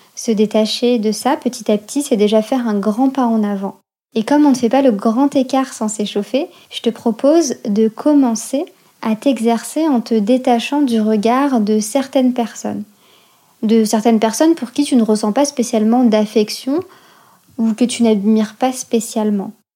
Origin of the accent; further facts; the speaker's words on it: France; also born or lived in Algeria; je suis née en France, de parents nés au Maroc et en Algérie, et arrivée en France au milieu des années quatre-vingts. Après ma naissance, nous avons vécu quelques années en Algérie, puis sommes revenus en France au début des années quatre-vingt-dix